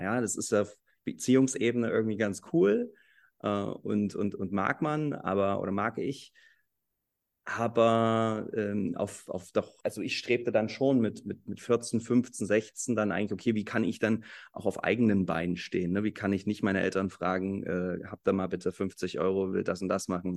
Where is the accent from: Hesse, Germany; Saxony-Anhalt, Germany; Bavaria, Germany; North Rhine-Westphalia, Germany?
Saxony-Anhalt, Germany; Halle; also born or lived in Leipzig; ich komme aus Halle, ich bin hier geboren